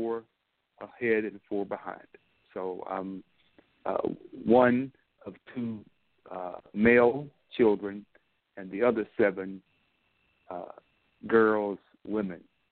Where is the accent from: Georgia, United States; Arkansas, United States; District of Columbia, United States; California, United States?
Arkansas, United States; Dumas; moved away; I grew up in Arkansas, a southern part of this United States, small but not insignificant. City of Dumas